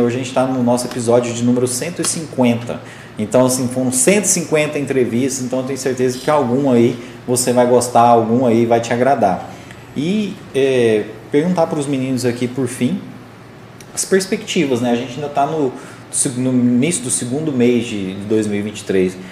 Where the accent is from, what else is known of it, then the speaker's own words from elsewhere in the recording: Morrinhos, Goiás, Brazil; cresci em Morrinhos